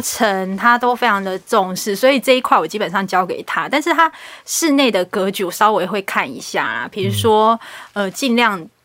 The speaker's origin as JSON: {"language": "Chinese", "town": "Taipei", "country": "Taiwan", "tie": "born or raised there", "said": "我是嗯。台北出生的"}